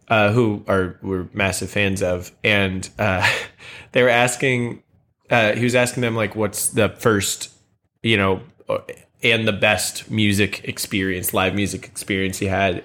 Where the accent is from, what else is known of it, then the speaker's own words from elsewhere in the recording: St. Charles, Missouri, United States; I grew up in Saint Charles, which is right outside of Saint Louis